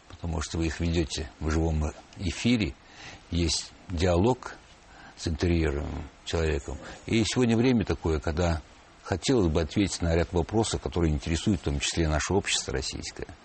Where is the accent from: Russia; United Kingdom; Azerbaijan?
Azerbaijan; Baku; born there; Баку э, состоит из районов. Ага. Я родился в Ленинском районе, где расположены как все старые месторождения и нефтяные промыслы.